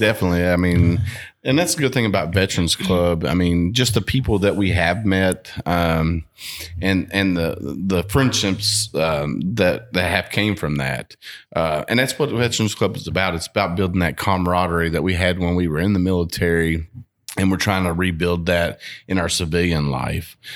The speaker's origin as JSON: {"language": "English", "town": "Bardstown", "region": "Kentucky", "country": "United States", "tie": "born or raised there", "said": "growing up in Barstow"}